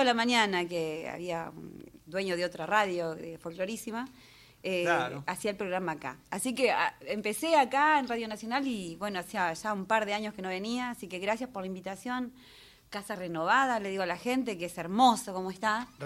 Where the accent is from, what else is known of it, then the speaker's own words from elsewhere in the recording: Gualeguaychú, Entre Ríos, Argentina; Nacida, criada y mal criada también en Gualeguaychú